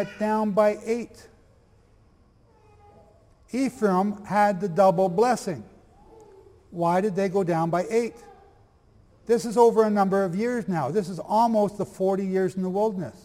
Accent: Canada; I'm from Canada.

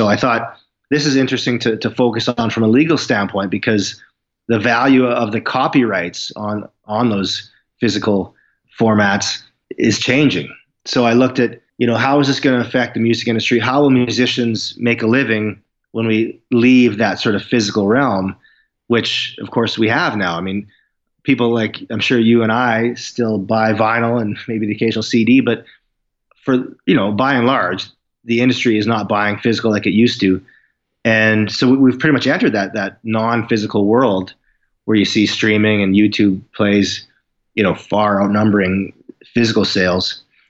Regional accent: Saskatoon, Saskatchewan, Canada; also born or lived in Vancouver; Saskatoon, where I live now.

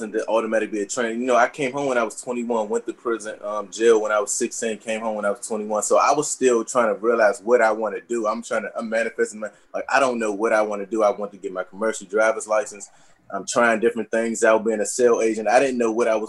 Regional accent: Washington, District of Columbia, United States; I was born in Ward 8

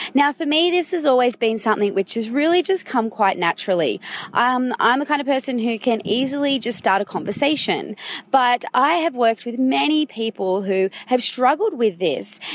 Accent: Sydney, New South Wales, Australia; we're both from Sydney

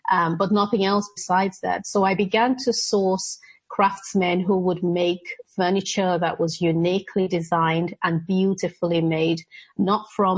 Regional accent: Nigeria; moved away; also born or lived in Edinburgh, Scotland; I was born in Scotland, in Edinburgh, and my parents were living there at the time and then moved back to Nigeria

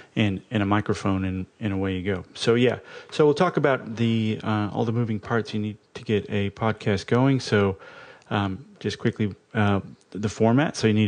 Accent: Australia; Whoops, I am Australian. I'm as girt by sea as anybody.

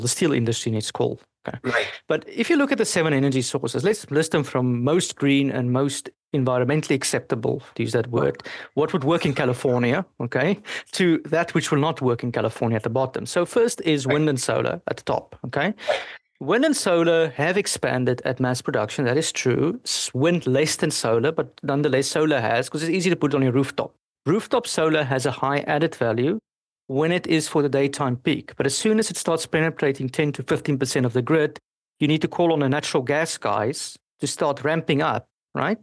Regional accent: South Africa; first language Afrikaans; English is a second language; now in Paris, France; I'm South African in origin and I speak my home language was Afrikaans.

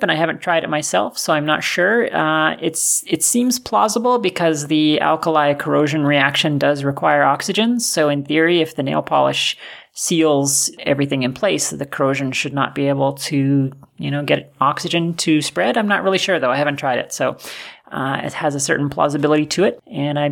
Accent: Canada; we're both Canadian

